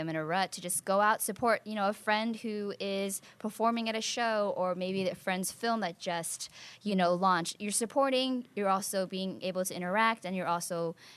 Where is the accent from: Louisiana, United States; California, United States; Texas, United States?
California, United States; the Bay Area; moved away as an adult; now in Los Angeles, United States; growing up in the Bay